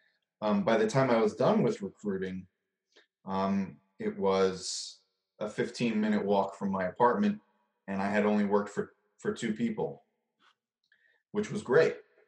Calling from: Long Island, New York, United States; I am in Long Island in New York.

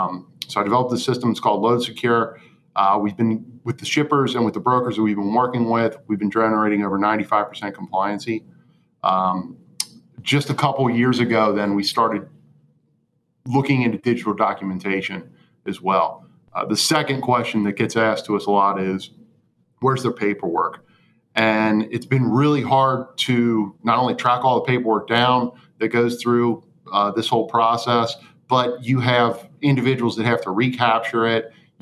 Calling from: Cincinnati, Ohio, United States; I'm coming in from Cincinnati.

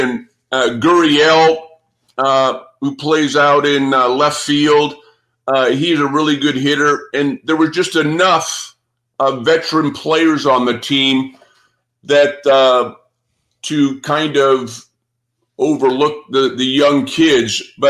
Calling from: Arizona, United States; Yeah. I'm speaking from Arizona.

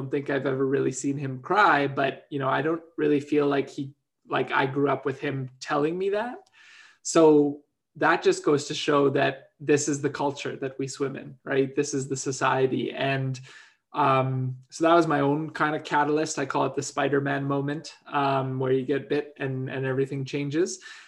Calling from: Vancouver, British Columbia, Canada; Well, I'm dialing in from the Coast Salish unceded territories of the Musqueam, Squamish, and Tsleil-Waututh, also known as Vancouver.

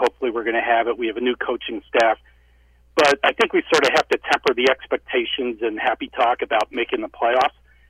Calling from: Chicago, Illinois, United States; Hey, it's … in Chicago.

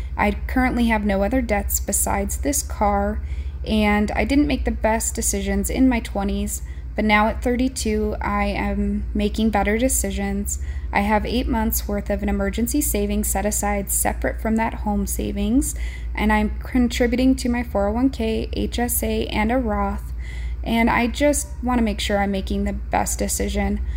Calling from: Montana, United States; I'm calling from Montana.

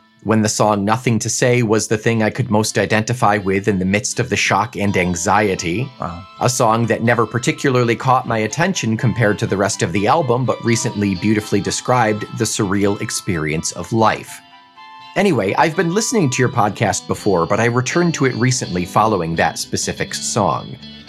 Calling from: Israel; English is a second language; I'm 33, and I want to apologize in advance if anything I say seems a bit illogical since English is not my native language. I'm writing to you from my home in Israel during a crazy time.

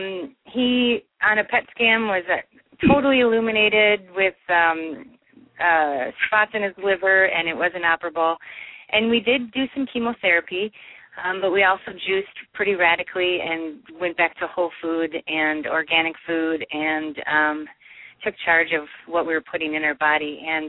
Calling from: Mankato, Minnesota, United States; I'm calling from Mankato, Minnesota.

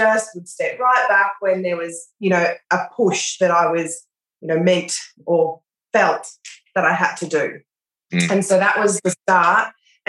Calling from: Australia; Australia, yeah.

